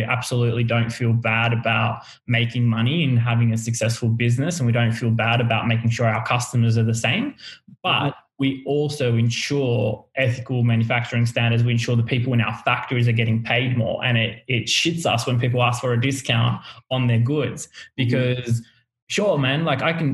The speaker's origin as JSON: {"language": "English", "country": "Australia", "tie": "born or raised there", "also_born_or_lived": "Lebanon", "said": "I was born here"}